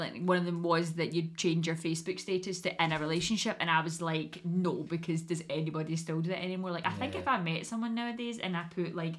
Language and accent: English; Paisley, Scotland, United Kingdom; I'm from Paisley